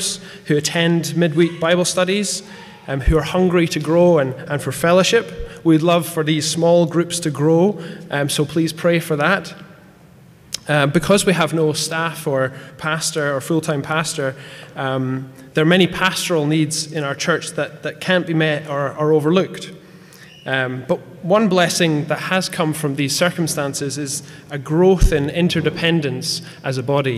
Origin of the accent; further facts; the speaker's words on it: Scotland, United Kingdom; now in Cork, Ireland; I'm originally from Scotland